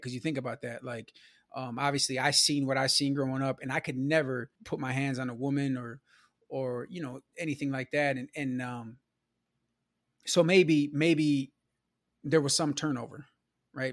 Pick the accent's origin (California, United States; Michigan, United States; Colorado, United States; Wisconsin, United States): Wisconsin, United States; Milwaukee; I grew up in Milwaukee, you know, on the south side, my childhood was in the nineties